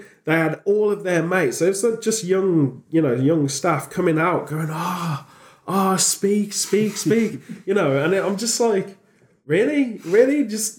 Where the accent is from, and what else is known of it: United Kingdom; moved away; also born or lived in Los Angeles, United States